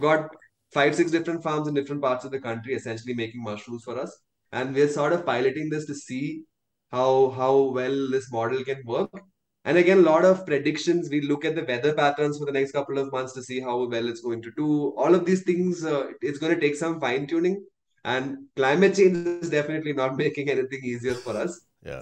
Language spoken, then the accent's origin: English; India